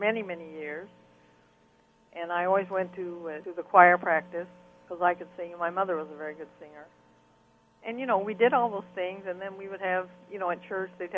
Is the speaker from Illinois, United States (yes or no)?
yes; Rushville, Illinois, United States; moved away as an adult; also born or lived in Evanston, Illinois / Panama; got a job teaching art and phys ed in my hometown